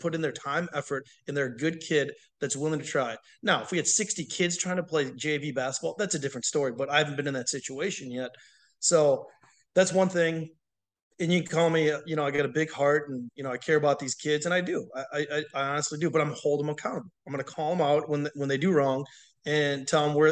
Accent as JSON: {"language": "English", "town": "Waukesha", "region": "Wisconsin", "country": "United States", "tie": "born or raised there", "also_born_or_lived": "Texas", "moved": "as an adult", "lives_now": "La Vergne, United States"}